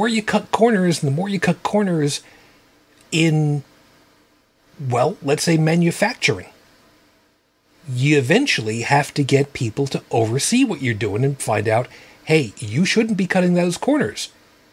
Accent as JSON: {"language": "English", "area": "Long Island", "region": "New York", "country": "United States", "tie": "born or raised there", "said": "I grew up on Long Island."}